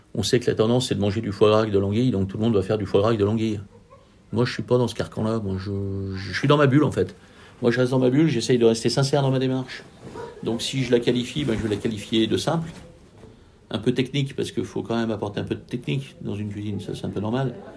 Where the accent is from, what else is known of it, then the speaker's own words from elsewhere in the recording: Lyon, Auvergne-Rhône-Alpes, France; On est lyonnais